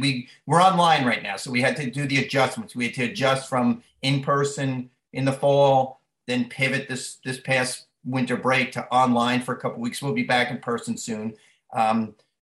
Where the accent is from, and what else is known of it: Long Island, New York, United States; born or raised there; moved away as an adult